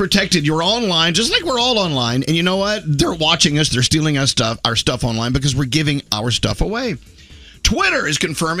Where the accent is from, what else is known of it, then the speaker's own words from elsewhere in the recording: north of Dallas, Texas, United States; moved away; But you didn't grow up in Texas, where we had Christmas tamales.